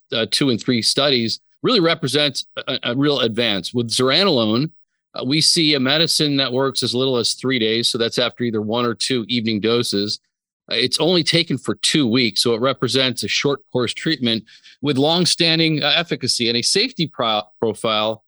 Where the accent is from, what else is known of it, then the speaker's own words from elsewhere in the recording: Allentown, Pennsylvania, United States; moved away as an adult; also born or lived in Brooklyn, New York / Pittsburgh; I was born in Brooklyn, lived in the kind of Philadelphia, outside of Philadelphia area, Allentown for high school